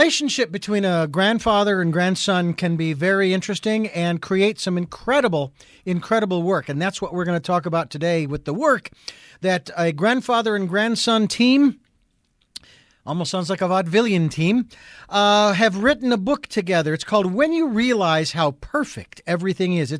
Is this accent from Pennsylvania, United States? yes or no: no; Phoenix, Arizona, United States; I'm from Phoenix